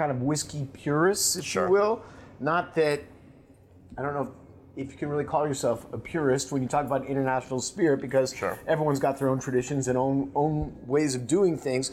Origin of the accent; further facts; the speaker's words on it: the Northwest, Pacific Northwest, United States; I'm from the Northwest